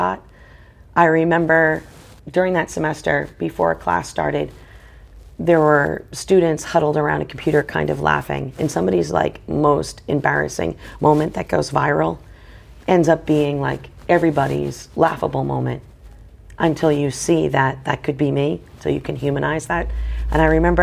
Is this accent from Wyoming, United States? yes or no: no; Boston, Massachusetts, United States; I'm from Boston, so I love the Red Sox